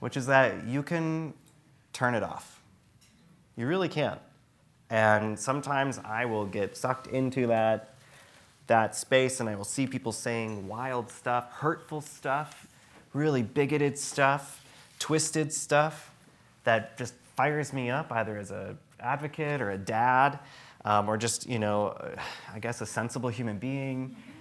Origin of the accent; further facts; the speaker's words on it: Traverse City, Michigan, United States; I grew up in Traverse City, Michigan